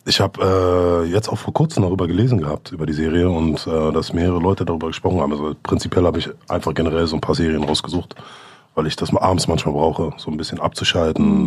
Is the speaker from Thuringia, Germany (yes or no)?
no; Berlin, Germany; wir sind beide in Steglitz, in Lichterfelde quasi aufgewachsen